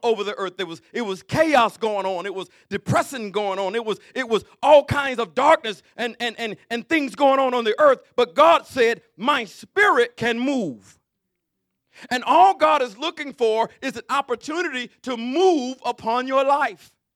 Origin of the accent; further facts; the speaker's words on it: Alabama, United States; I'm from Alabama